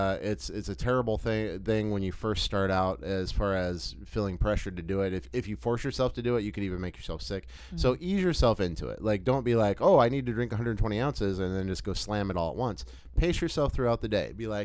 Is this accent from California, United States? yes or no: no; Texas, United States; as we call it in Texas, that just reminded me, because growing up in the South, like you learn like everything is Coke.